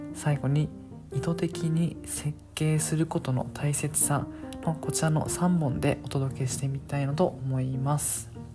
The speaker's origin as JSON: {"language": "Japanese", "region": "Okinawa", "country": "Japan", "tie": "born or raised there", "said": "僕 は地元沖縄でして、あの、沖縄にいますので"}